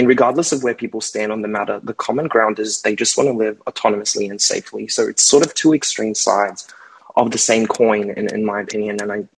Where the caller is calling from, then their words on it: Australia; I'm calling from Australia.